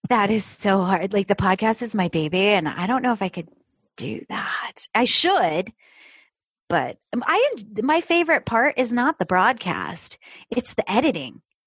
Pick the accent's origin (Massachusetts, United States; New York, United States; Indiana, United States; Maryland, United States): New York, United States; upstate; moved away as an adult; also born or lived in Florida; I grew up in New York, uh, upstate New York.